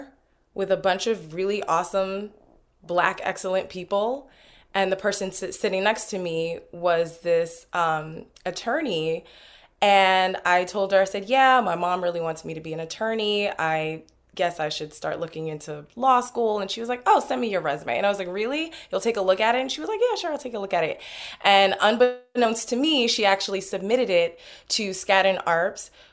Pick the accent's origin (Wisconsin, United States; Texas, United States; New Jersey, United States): New Jersey, United States; Newark; I'm originally from Newark